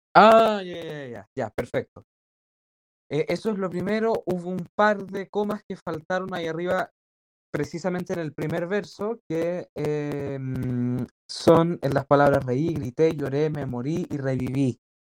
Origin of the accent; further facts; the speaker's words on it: Chile; yo como chileno